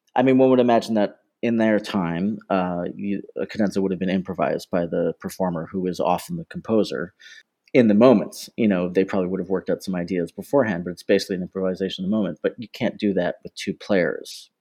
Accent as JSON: {"language": "English", "town": "Toronto", "region": "Ontario", "country": "Canada", "tie": "born or raised there", "moved": "yes", "lives_now": "London, United Kingdom", "said": "born and raised in Toronto, Ontario, Canada"}